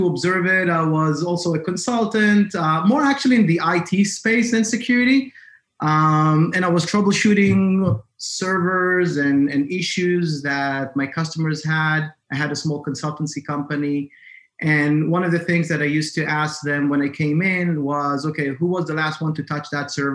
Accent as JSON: {"language": "English", "country": "Israel", "moved": "yes", "lives_now": "Massachusetts, United States", "said": "originally, I'm from Israel."}